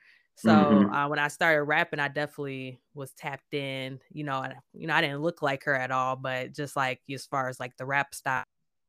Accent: Minnesota, United States; now in Chicago, United States; when I was growing up in Minnesota, because I spent most of my childhood there

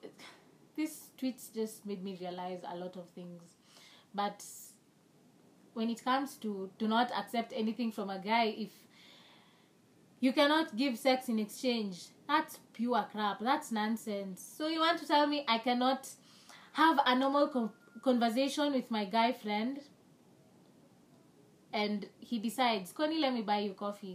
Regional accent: Kenya; English is a second language; I'm not speaking correct English with me, but I am a Kenyan

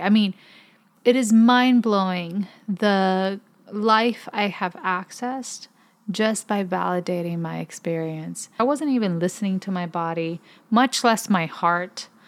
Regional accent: Puerto Rico; as a Puerto Rican.

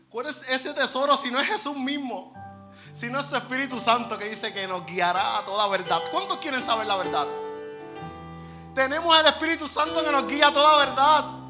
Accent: Puerto Rico; Nosotros somos unos negociantes puertorriqueños, astutos, avispados

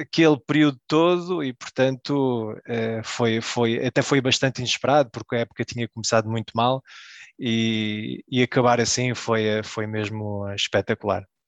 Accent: Belgium; nasci na Bélgica, uh, vivi a minha vida toda na Bélgica

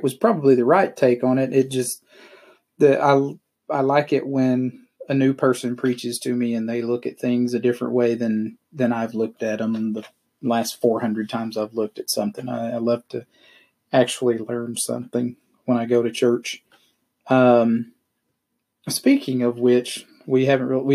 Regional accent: South Arkansas, United States; I grew up in the Church of Christ in a really small town in South Arkansas

